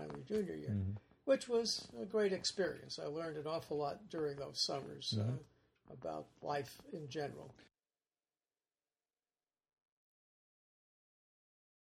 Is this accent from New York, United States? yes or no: yes; New York City, New York, United States; also born or lived in Rosedale, Long Island; I was born in Brooklyn, New York, and my parents were immigrants from Northern Ireland